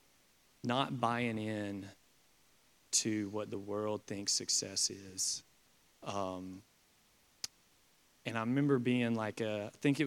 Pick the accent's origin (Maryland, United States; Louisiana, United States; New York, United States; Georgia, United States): Georgia, United States; Perry; growing up in Perry, Georgia